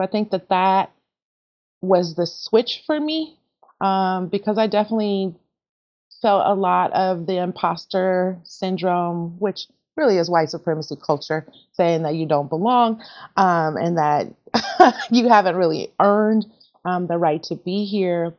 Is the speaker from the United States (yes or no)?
yes; Oakland, California, United States; also born or lived in Portland, Oregon; now in Oregon, United States; I hail from Oakland, California, grew up in the Bay